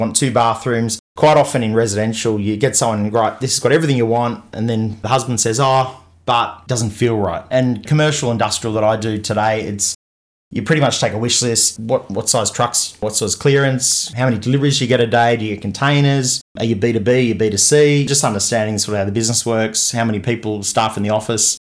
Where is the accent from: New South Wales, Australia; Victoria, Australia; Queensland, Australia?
New South Wales, Australia; Newport; I grew up in Newport